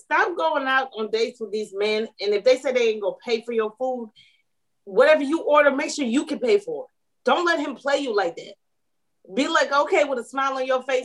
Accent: Atlanta, Georgia, United States; I'm from Atlanta.

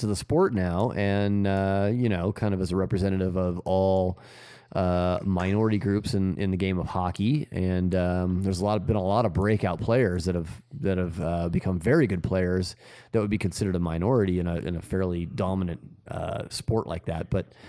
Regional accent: Southern California, United States; moved away; I grew up in Southern California

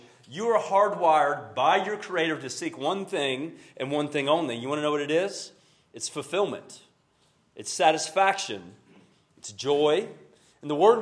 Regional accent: Carrollton, Georgia, United States; I'm from Carrollton, Georgia

